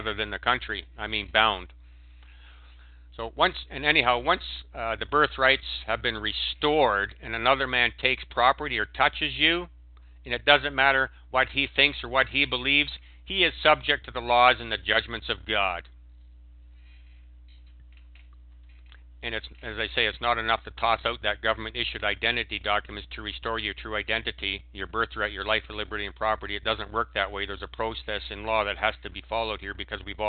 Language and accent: English; Canada; When I was a Canadian, I was identified as a Canadian